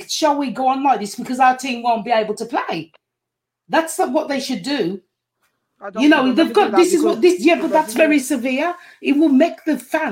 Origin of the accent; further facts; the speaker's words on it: England, United Kingdom; I'm English